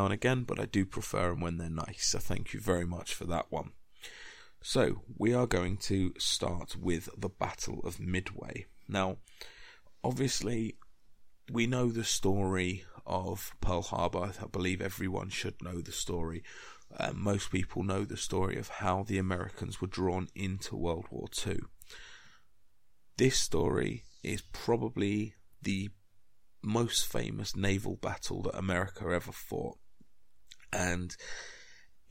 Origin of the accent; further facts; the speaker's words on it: United Kingdom; being British